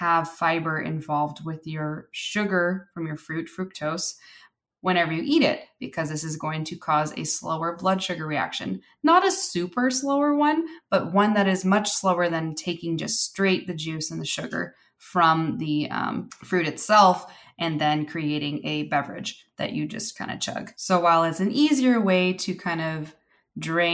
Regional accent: California, United States; I grew up in California

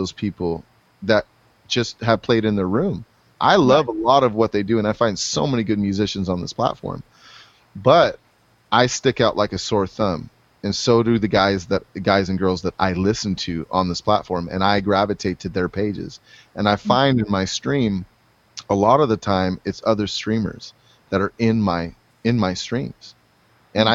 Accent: US–Mexico border, United States; I grew up on the Mexico border.

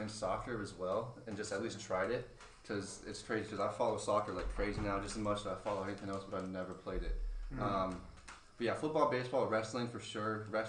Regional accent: Florida, United States; I'm born and raised here. I'm from Manatee Memorial, you know.

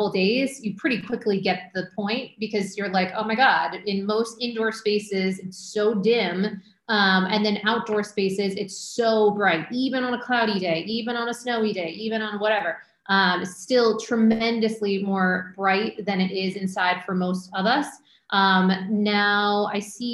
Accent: Maine, United States; moved away; also born or lived in Syracuse, New York / Manhattan, New York; I grew up in Maine, went to school in Syracuse, you know, very cold, snowy, lived in Manhattan for years

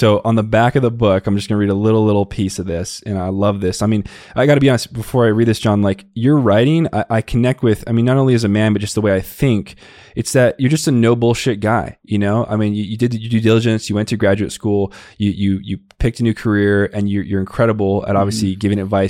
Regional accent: Tucson, Arizona, United States; I grew up in the Southwest body. It was in Tucson, Arizona. So, you know, the way to speak where I grew up, is very much not acceptable today

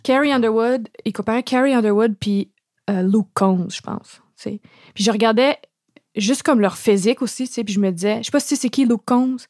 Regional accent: Montreal, Quebec, Canada; j'ai grandi dans le West Island. Je viens d'une famille, comme une longue lignée de familles bilingues.

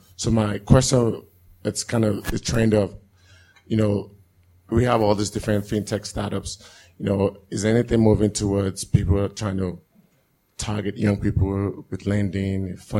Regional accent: Texas, United States; I'm from Texas. My startup, I'm one of those diaspora entrepreneurs.

